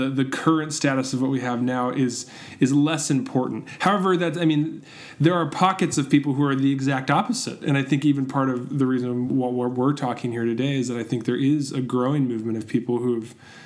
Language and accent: English; Southern California, United States; I grew up here in Southern California.